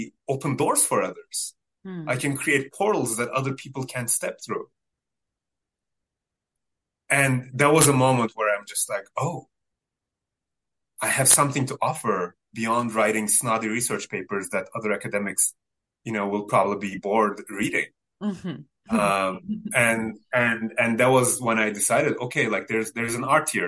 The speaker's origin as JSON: {"language": "English", "country": "Turkey", "first_language": "Turkish", "second_language": "English", "said": "it's not Turkish, that's my mother tongue"}